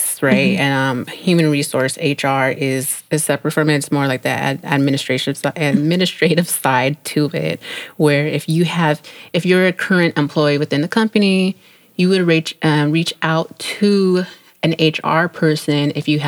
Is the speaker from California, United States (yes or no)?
yes; San Jose, California, United States; moved away as an adult; also born or lived in Miami; now in East Coast, United States; I am originally from San Jose, California. That is home